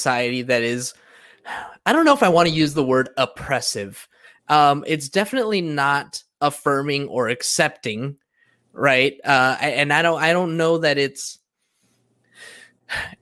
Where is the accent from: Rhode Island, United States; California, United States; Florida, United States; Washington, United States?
California, United States; Southern; I grew up here in Southern California, you know, Mexican, surrounded by a bunch of Mexicans